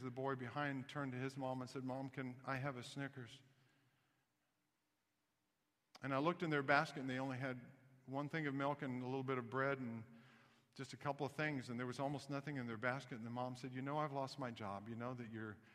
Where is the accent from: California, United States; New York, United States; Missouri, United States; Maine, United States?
Missouri, United States; Kansas City; also born or lived in Knoxville, Tennessee; I was born in Knoxville, Tennessee, grew up in Kansas City